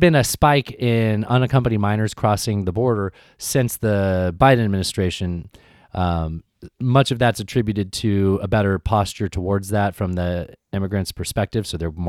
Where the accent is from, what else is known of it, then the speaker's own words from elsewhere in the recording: San Diego, California, United States; When I grew up in San Diego in the 90s, it was a big fucking deal.